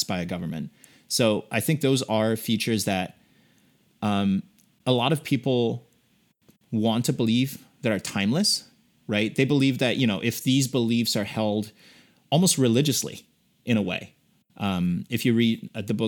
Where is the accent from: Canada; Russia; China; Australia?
China; now in United States; born and raised in China, and I came to the U.S. just like you